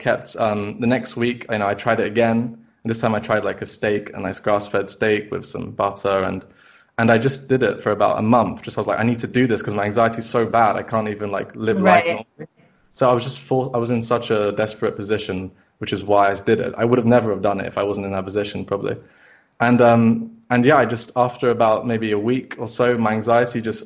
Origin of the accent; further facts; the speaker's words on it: London, United Kingdom; I've been born and raised in London the whole time.